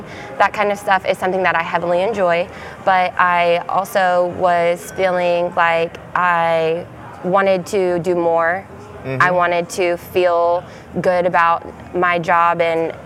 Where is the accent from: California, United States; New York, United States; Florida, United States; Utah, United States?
Florida, United States; moved away; also born or lived in Georgia / Charlotte, North Carolina; I lived there for 7 years, but I was born in Georgia and did most of my growing up in Florida